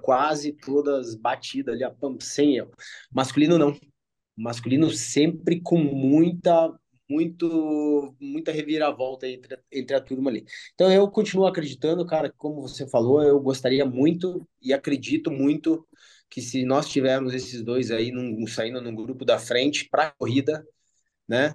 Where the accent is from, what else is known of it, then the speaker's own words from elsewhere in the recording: Brazil; eu sou brasileiro